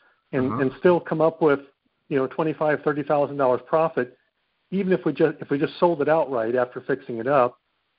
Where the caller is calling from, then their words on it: Texas, United States; Central Texas.